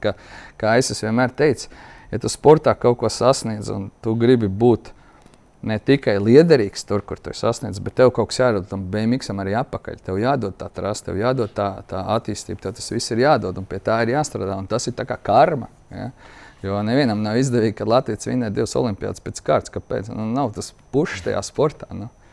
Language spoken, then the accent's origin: Latvian; Latvia; Mēs esam latvieši, vienādāk runājuši